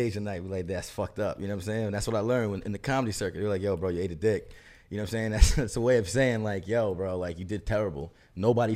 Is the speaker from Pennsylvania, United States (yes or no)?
no; New York City, New York, United States; moved away as an adult; also born or lived in Brooklyn; now in Miami, United States; I was born and raised in Queens